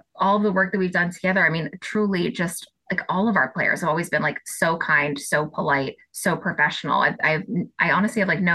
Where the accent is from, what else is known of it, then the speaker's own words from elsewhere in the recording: Boston, Massachusetts, United States; I'm Boston born and bred. So I am just like the number one Boston fan. I live right in the city. I went to college in Boston. I grew up outside Boston